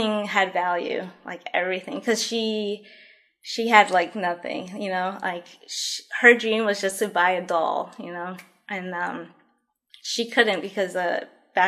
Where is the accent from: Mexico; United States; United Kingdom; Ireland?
United States; New York; also born or lived in Colombia / Queens; I was born in Colombia. I came here 6 months old, so I was pretty much raised in New York.